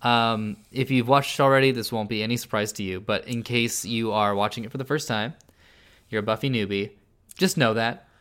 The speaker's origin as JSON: {"language": "English", "town": "San Jose", "region": "California", "country": "United States", "tie": "born or raised there", "said": "I grew up at the foot of, like, the Hamilton Mountain, uh, like, where there's, like, the James Lake Observatory"}